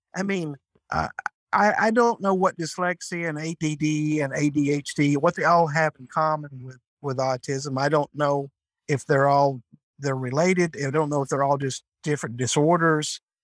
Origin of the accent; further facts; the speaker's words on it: North Georgia, United States; I'm from North Georgia. I've lived in Georgia all my life